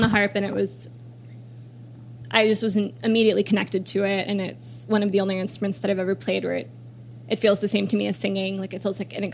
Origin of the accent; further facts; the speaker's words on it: Oklahoma City, Oklahoma, United States; moved away as an adult; also born or lived in Chicago; I grew up in between Oklahoma City and this town where I spent, like, weekends and holidays and summers.